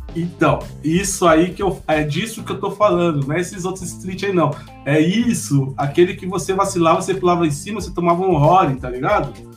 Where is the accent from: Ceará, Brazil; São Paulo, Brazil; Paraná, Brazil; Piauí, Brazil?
São Paulo, Brazil; Mogi das Cruzes; eu sou de Mogi das Cruzes mesmo, Mogi é minha cidade